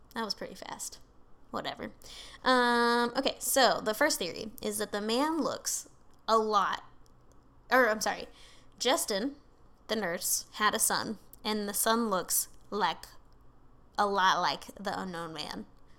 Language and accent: English; United Kingdom; I'm super British.